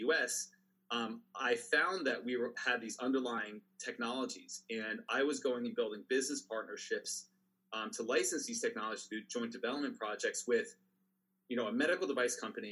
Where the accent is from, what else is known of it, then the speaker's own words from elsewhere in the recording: Pennsylvania, United States; moved away as an adult; also born or lived in New York City / upstate New York / California; I was born in New York City, raised in Pennsylvania, right on the border of Jersey